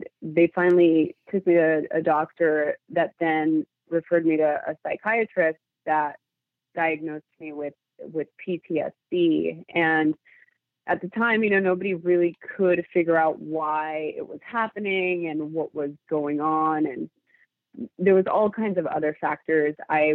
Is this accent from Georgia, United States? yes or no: no; Los Angeles, California, United States; I grew up in East Los Angeles during the LA riots